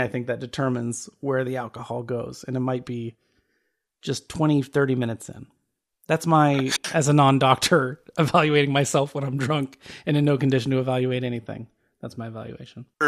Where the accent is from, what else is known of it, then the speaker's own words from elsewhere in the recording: Phoenix, Arizona, United States; I'm from Phoenix, which is dry as hell